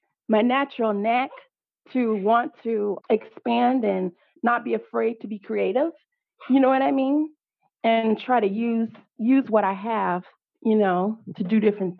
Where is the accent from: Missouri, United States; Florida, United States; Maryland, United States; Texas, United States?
Texas, United States; Pflugerville; back in my hometown of Austin, or in Pflugerville, rather, because I knew a lot of people